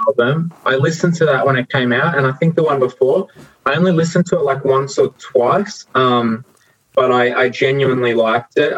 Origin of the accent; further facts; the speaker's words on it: New South Wales, Australia; now in Victoria, Australia; I grew up in New South Wales